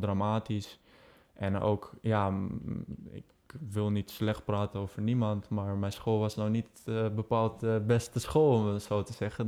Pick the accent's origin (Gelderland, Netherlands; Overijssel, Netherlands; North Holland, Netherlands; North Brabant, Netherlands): North Holland, Netherlands; Amsterdam; now in Tilburg, Netherlands; Ik kom uit Amsterdam. Ik woon momenteel dus in Tilburg.